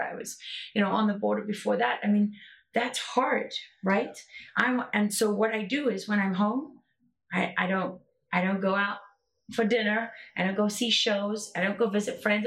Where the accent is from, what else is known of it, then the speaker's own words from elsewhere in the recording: South Africa; I grew up in South Africa under apartheid